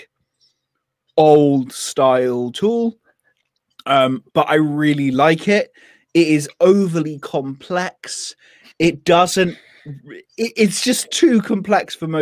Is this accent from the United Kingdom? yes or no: yes; Devon, South West England, United Kingdom; I'm from Devon. I'm allowed to speak like that.